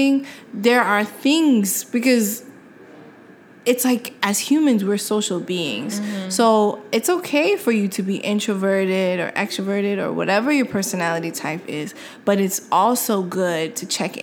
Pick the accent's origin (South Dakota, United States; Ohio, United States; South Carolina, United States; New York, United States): New York, United States; New York City; I'm from New York City, so I took the subway, like, all the time.